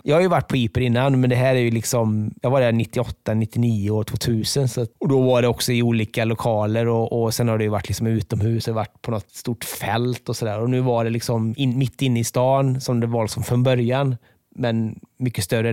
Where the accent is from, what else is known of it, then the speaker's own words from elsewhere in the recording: Borås, Västra Götaland, Sweden; moved away; jag är från Borås